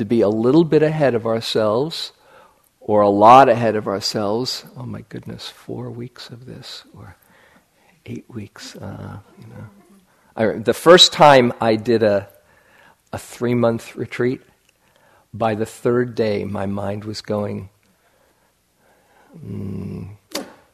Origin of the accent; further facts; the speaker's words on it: New York City, New York, United States; I grew up in New York City